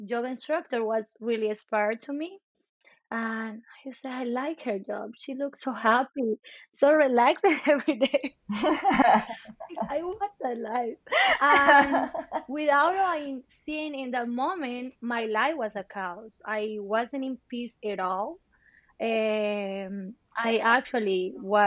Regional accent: Colombia; also born or lived in Bogota; now in United States; I am from Colombia

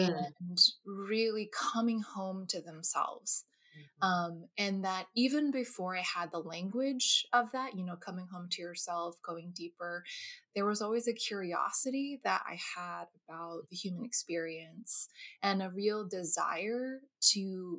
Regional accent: New Jersey, United States; also born or lived in California; So I'm originally from, I was born in California, actually, the Bay Area, but I moved to New Jersey when I was two. So I grew up in New Jersey, East Coast native.

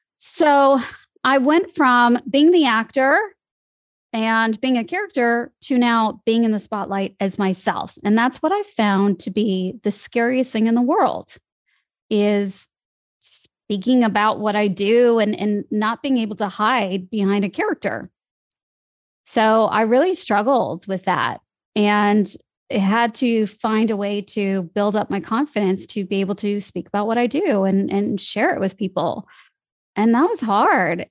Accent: Chicago, Illinois, United States; moved away as an adult; also born or lived in Los Angeles, United States; now in Sydney, Australia; I grew up in Chicago

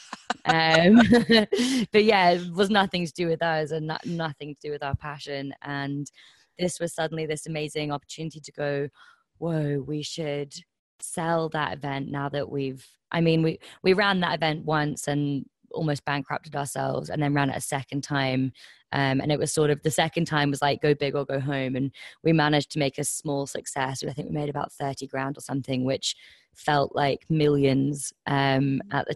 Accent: Scotland, United Kingdom; accent: slightly Kent; So I uh, I grew up in the Highlands of Scotland. Um, the accent is probably slightly more Kent. Um, the so yeah, I was about seven when we moved there.

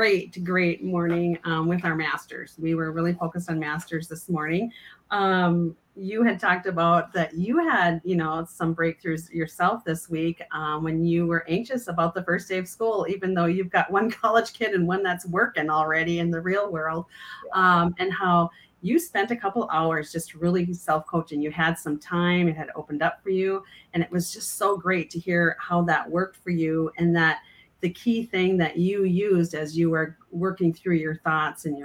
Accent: Minot, North Dakota, United States; moved away; today I am at my hometown, Minot, North Dakota.

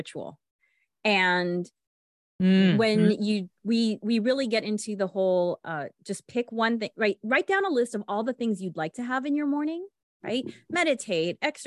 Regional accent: Los Angeles, California, United States; I'm from Los Angeles

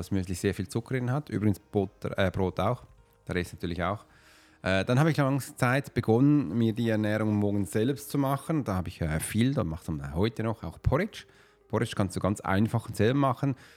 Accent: Switzerland; ich bin typischer Schweizer

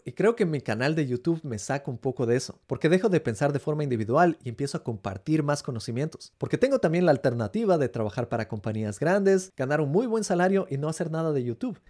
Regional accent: Ecuador; moved away as an adult; now in United States; Yo como latinoamericano creciendo en el Ecuador

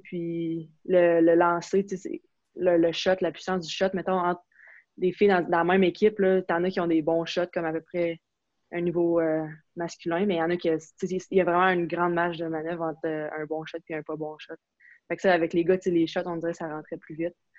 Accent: Quebec, Canada; first language French; moved away as an adult; je viens du Québec

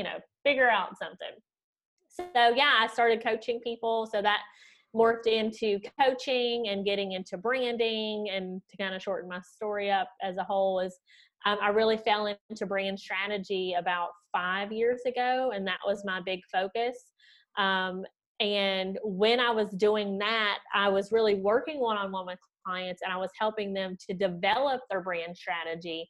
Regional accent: Southern West Virginia, United States; accent: Southern twangy; moved away as an adult; also born or lived in Florida; now in Munich, Germany; you might hear my Southern twangy accent, I'm originally from Southern West Virginia, born and raised.

